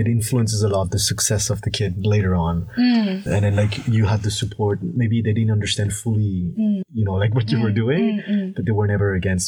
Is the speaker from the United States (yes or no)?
no; France; moved away as an adult; also born or lived in Canada; I grew up in France from Vietnamese